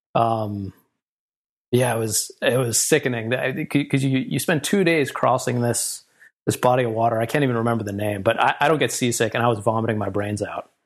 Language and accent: English; New York, United States; also born or lived in California; now in Philadelphia, United States; I grew up in New York